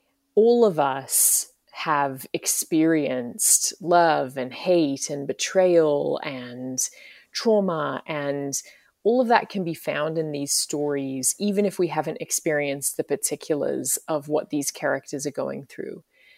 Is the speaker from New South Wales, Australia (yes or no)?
no; Brisbane, Queensland, Australia; also born or lived in London; now in United States; And I'm from Brisbane, Australia, originally, and I've also lived over here in the States for quite a few years now. I've lived in London as well.